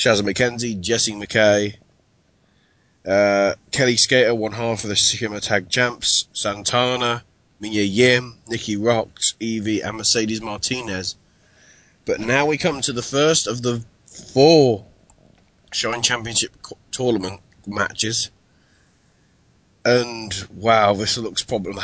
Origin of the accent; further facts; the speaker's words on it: United Kingdom; I'm British.